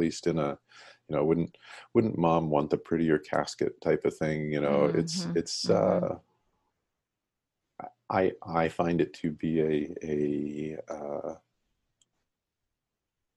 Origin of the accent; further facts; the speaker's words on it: Colorado, United States; I grew up in Colorado